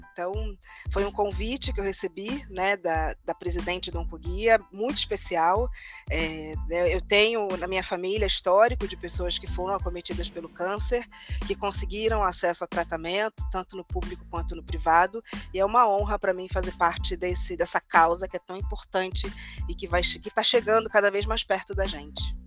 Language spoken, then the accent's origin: Portuguese; Rio de Janeiro, Brazil; eu sou carioca de origem